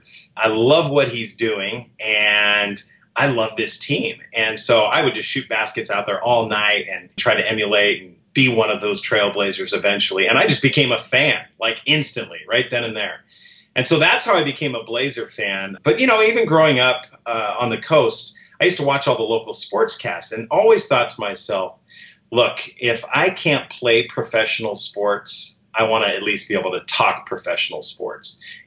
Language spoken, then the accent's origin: English; Warrenton, Oregon, United States; also born or lived in Oakland, California; we moved up to Oregon when I was about 8 years old.